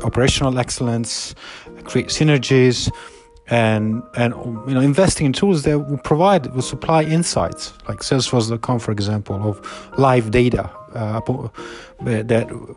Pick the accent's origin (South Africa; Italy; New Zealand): Italy; Southern Italy; moved away; as a young person, I came from Italy, from the southern part of Italy